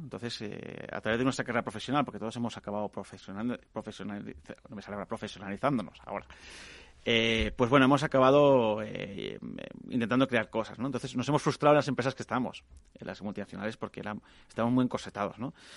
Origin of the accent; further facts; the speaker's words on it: Catalonia, Spain; yo que soy catalana